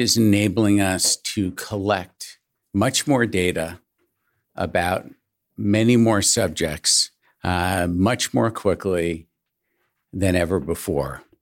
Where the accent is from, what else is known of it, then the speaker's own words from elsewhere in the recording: Syosset, New York, United States; I grew up in suburban New York in a town called Syosset